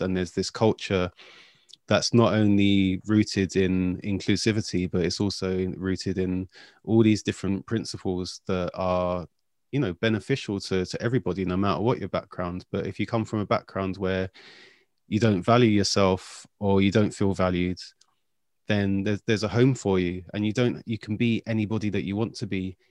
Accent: London, United Kingdom; I'm from South London

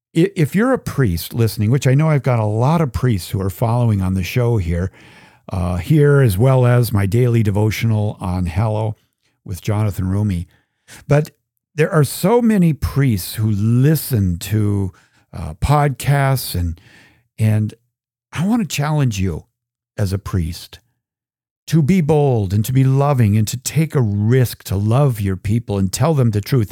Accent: Minneapolis–Saint Paul, Minnesota, United States; growing up in the Twin Cities back in the, the sixties and seventies.

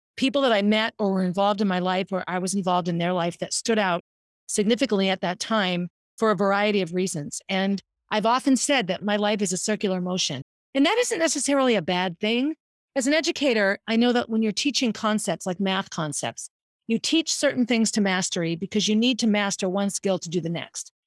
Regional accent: Concord, United States; also born or lived in Boston; Jack and I grew up on Essex Street, and Concord back then was a, was a city of parks and neighborhoods

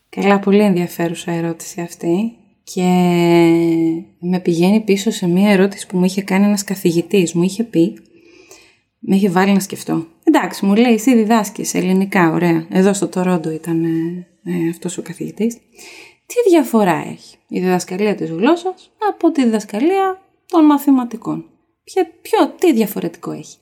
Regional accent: Greece; Γιατί είμαι από την Ελλάδα, έχω δύο γονείς από την Ελλάδα

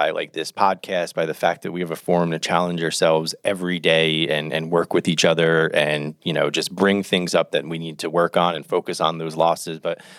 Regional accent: New Jersey, United States; I'm from New Jersey.

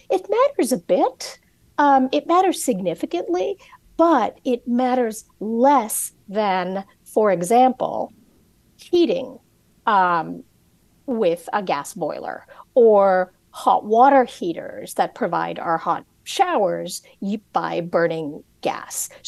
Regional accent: California, United States; I grew up all over the place. I grew up a lot in California, in Southern California

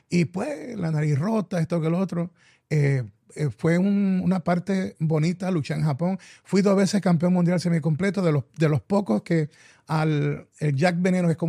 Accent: Puerto Rico; especialmente para mi isla de Puerto Rico

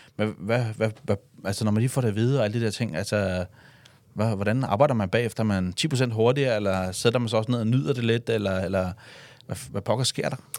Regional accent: Denmark; vi danskere

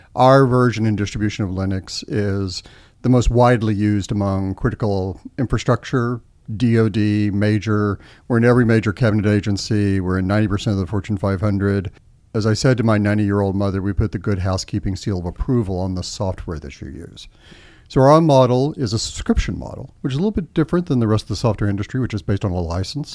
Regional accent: Austin, Texas, United States; moved away as an adult; also born or lived in Washington, D.C.; I grew up in Austin, Texas

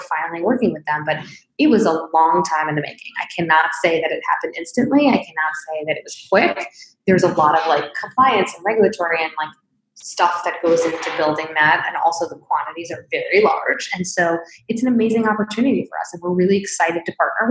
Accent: Springfield, Illinois, United States; I was born in Springfield, Illinois

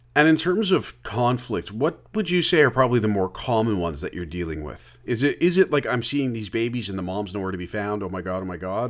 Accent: Oakville, Ontario, Canada; I'm from Oakville originally

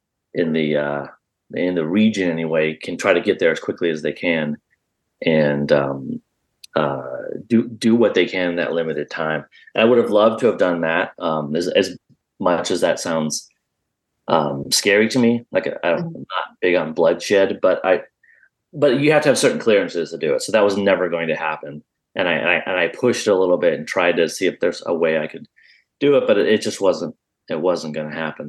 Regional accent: Midwest, United States; I grew up in the Midwest

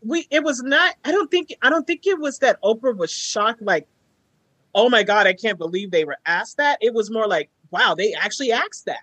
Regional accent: Texas, United States; I'm a nigger from Texas

